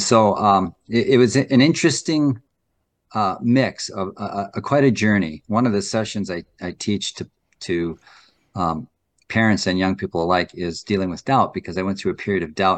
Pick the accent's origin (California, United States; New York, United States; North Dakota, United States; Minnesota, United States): North Dakota, United States; I was born and raised in North Dakota